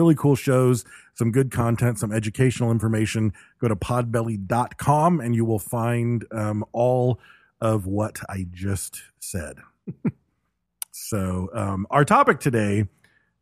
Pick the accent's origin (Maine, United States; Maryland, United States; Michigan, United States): Michigan, United States; Battle Creek; I grew up in Battle Creek, Michigan, which is the home of Kellogg's, Cereal City